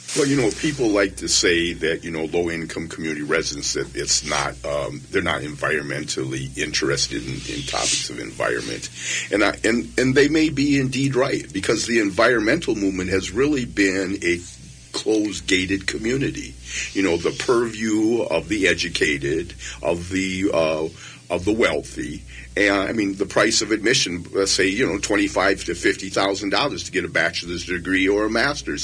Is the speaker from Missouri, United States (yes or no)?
no; Wisconsin, United States; moved away; I was born and raised in Wisconsin on a 140 acre farm